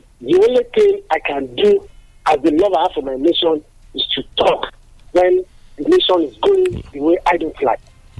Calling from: Adigbe, Ogun State, Nigeria; I'm calling from Adigbe this morning.

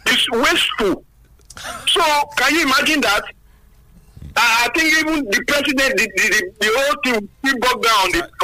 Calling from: Songo, Nigeria; I'm calling from Songo.

